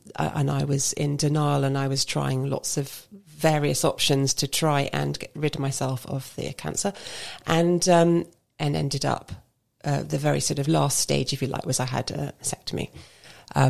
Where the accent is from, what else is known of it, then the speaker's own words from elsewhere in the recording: London, United Kingdom; moved away as an adult; now in Basingstoke, United Kingdom; I still count myself as a born and bred Londoner.